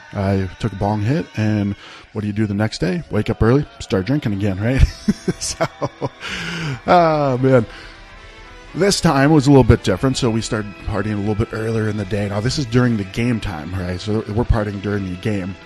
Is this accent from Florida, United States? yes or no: no; northeastern Ohio, United States; I grew up in northeastern Ohio